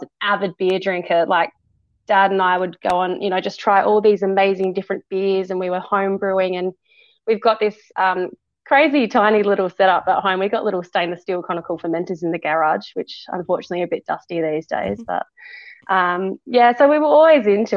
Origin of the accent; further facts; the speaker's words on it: South Australia, Australia; also born or lived in England / Tasmania; moved over here with my family when I was about 4 years old